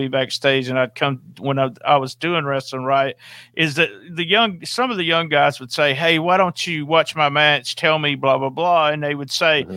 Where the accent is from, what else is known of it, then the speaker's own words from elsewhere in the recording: the South, United States; I'm from the South